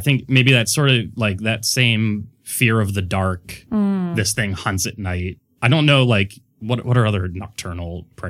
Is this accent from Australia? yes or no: no; Mexico; I grew up in Mexico and there were stories about this.